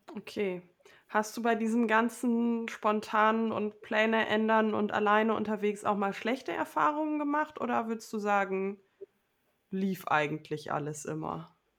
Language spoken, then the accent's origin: German; Low German-speaking home region, Northern Germany, Germany; accent: Low German (Plattdeutsch); ich übernehme ja auch Wörter aus meiner Heimat, so aus dem Plattdeutschen